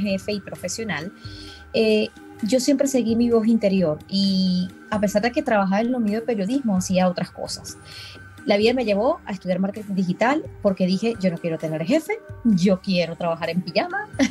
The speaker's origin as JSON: {"language": "Spanish", "country": "Venezuela", "moved": "yes", "lives_now": "Dallas, United States", "said": "venezolana aquí en Dallas"}